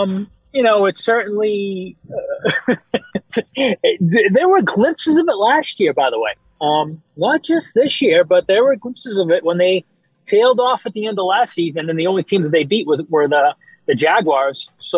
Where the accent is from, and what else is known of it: New England, Massachusetts, United States; accent: Boston